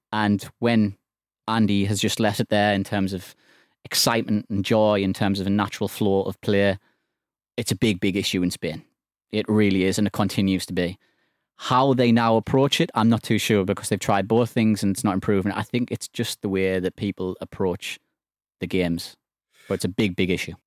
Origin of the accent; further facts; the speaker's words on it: England, United Kingdom; as an Englishman